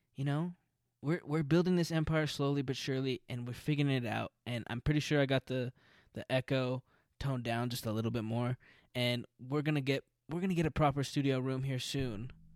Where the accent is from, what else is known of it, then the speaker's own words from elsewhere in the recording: Albuquerque, New Mexico, United States; now in Los Angeles, United States; I'm from an Hispanic culture in Albuquerque